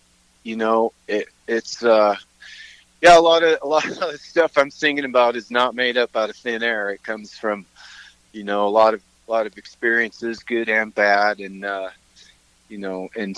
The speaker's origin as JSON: {"language": "English", "area": "north of Kansas City", "region": "Missouri", "country": "United States", "tie": "born or raised there", "also_born_or_lived": "Eagle County, Colorado", "moved": "as an adult", "lives_now": "Colorado, United States", "said": "No, I grew up in Missouri. I grew up on a little farm north of Kansas City in Missouri."}